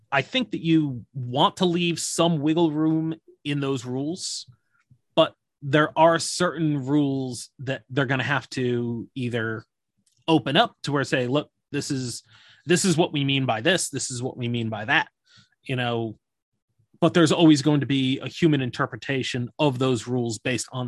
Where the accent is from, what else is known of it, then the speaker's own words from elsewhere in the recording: United States; I'm American